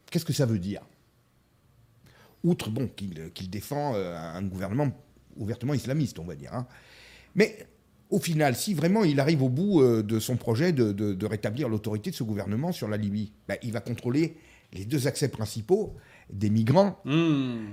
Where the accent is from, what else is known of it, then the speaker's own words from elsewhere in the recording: France; nous sommes français.